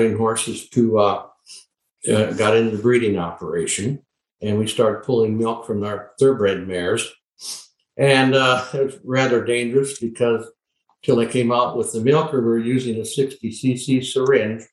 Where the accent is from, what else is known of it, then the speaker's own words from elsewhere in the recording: Solen, North Dakota, United States; now in Lexington, United States; I was born and raised on the Sioux Indian Reservation on many thousands of acres in Sioux County in North Dakota, Solon, North Dakota